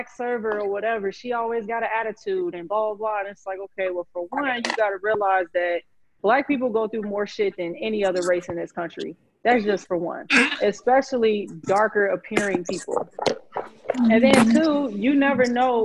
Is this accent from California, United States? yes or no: no; Chicago, Illinois, United States; I grew up in Chicago